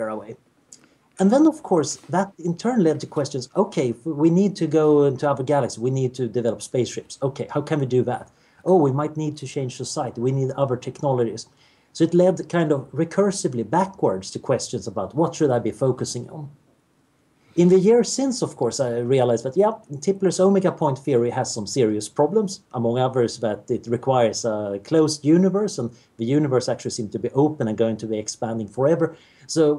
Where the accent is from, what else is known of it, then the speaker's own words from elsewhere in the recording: Sweden; I grew up in Sweden in the 70s, which was about as boring as you can imagine.